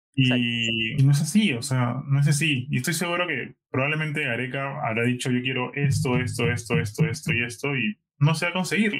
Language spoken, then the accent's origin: Spanish; Peru; moved away; decía que era de Perú